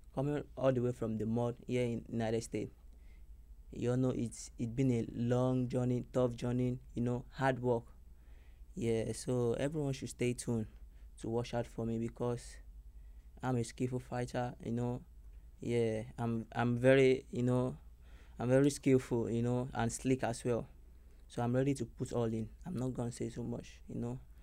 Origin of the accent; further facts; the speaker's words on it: Lagos, Nigeria; moved away as an adult; now in Miami, United States; I came all the way from Nigeria, Lagos, Nigeria